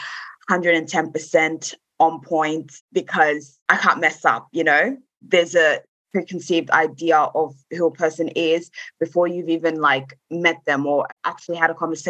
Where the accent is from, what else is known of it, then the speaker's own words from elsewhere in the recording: Australia; I am, you know, a South Sudanese woman, or I am Australian, you know, because I was brought up here